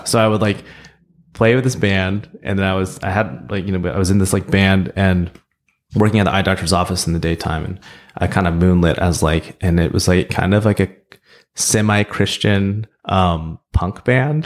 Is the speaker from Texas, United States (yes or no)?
no; Oklahoma, United States; also born or lived in Seoul, South Korea; Growing up in Oklahoma